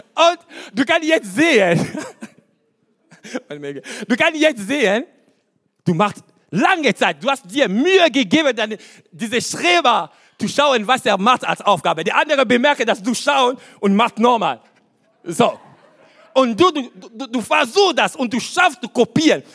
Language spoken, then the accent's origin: German; Kinshasa, DR Congo; German is a second language; now in Germany; meine Kindheit, was ich sage euch, Kindheit in Afrika